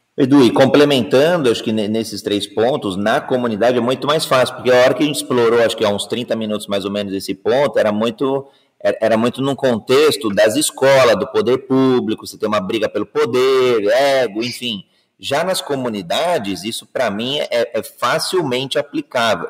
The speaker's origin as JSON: {"language": "Portuguese", "country": "Brazil", "said": "Eu sou brasileiro"}